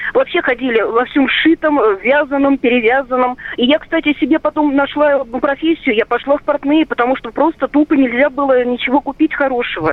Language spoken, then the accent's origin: Russian; Vilnius, Vilnius County, Lithuania; moved away; also born or lived in Moscow; Я сама из Вильнюса